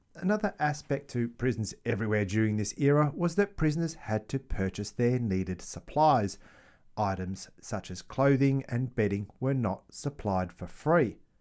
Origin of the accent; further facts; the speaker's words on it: Australia; I am Australian